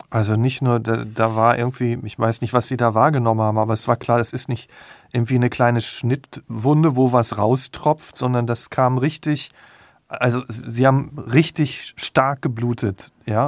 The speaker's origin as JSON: {"language": "German", "area": "Selm", "region": "North Rhine-Westphalia", "country": "Germany", "tie": "born or raised there", "said": "in Selmborg, das ist in der Nähe von Dortmund"}